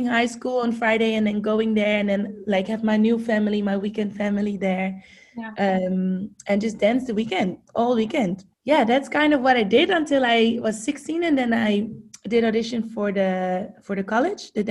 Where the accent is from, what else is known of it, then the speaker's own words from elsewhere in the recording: Amsterdam, North Holland, Netherlands; English is a second language; moved away as an adult; now in United States; I grew up, like you said, in Amsterdam, born and raised